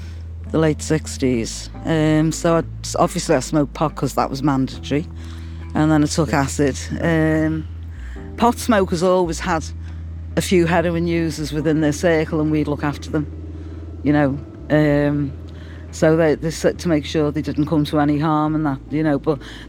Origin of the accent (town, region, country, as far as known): Liverpool, North West England, United Kingdom